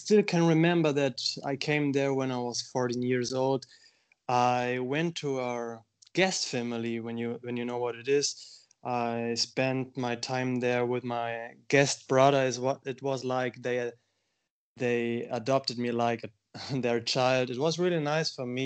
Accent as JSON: {"language": "English", "region": "Bavaria", "country": "Germany", "tie": "born or raised there", "second_language": "English", "said": "I'm from Bavaria. My brother and I, we were born there. There's a province in Germany where we almost spent our whole childhood."}